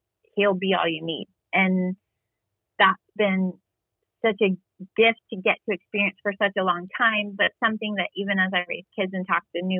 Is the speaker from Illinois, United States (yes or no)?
yes; Southern Illinois, United States; now in Texas, United States; I grew up in Southern Illinois, but on the border of Indiana, Illinois